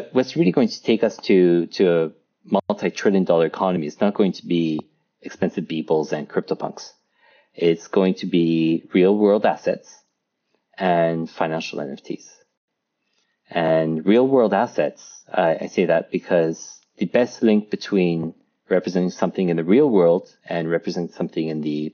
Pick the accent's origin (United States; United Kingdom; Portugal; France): France; I grew up in France